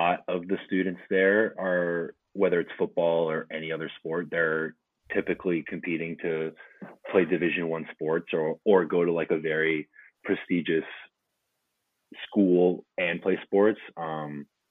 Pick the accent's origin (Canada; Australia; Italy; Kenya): Canada; also born or lived in New Jersey; being a Canadian football player